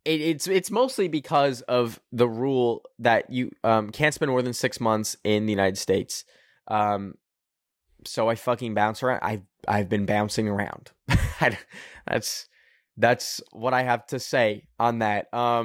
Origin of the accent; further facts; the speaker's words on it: Canada; I don't want to be one of y'all. I'm a Canadian, baby.